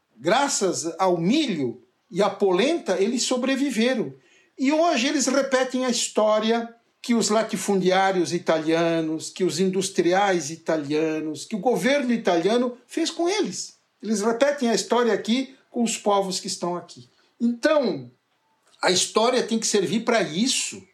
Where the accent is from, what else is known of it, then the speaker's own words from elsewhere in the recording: Nova Veneza, Santa Catarina, Brazil; Eu vivi a minha infância em Nova Veneza